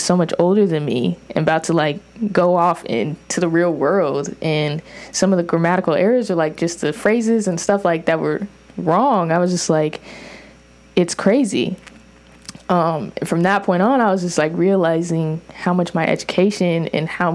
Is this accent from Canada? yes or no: no; Orange County, California, United States; me growing up in Orange County and getting public school education